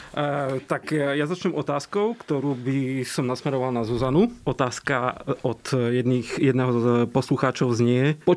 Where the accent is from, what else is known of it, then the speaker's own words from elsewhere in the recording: eastern Slovakia, Slovakia; tým, že ja som z východu, tak ja zase automaticky hovorím sme